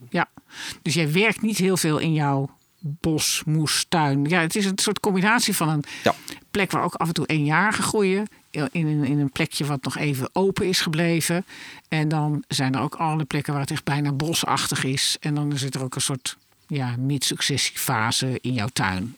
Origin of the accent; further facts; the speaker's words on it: Netherlands; wij als Nederlander